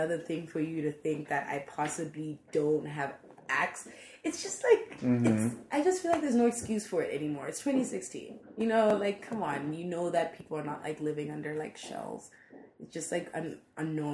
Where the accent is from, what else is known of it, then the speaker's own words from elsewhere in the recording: Botswana; first language English; now in San Francisco, United States; I'm from Botswana.